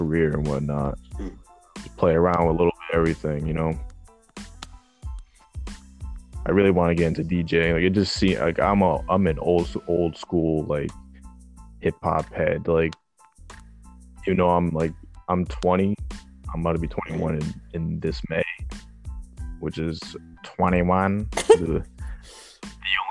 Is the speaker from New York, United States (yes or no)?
yes; New York City, New York, United States; I was born in Bronx, New York, 1997, May 6th.